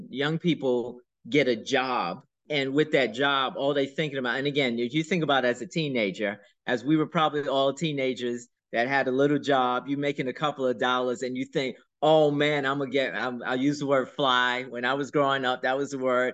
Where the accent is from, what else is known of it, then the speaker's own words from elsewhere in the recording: New York City, New York, United States; I grew up in Brooklyn, in a neighborhood called the Do or Die Bed-Stuy